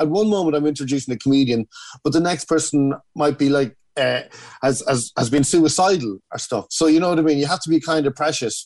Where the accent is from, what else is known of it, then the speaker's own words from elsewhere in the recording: Kells, Leinster, Ireland; I grew up in Kells County Meath